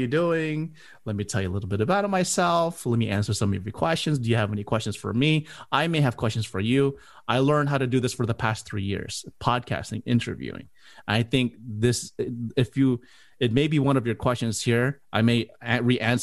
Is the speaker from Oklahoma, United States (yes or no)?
no; Miami, Florida, United States; moved away as an adult; now in Orlando, United States; I'm originally from Miami, and I moved here to the Orlando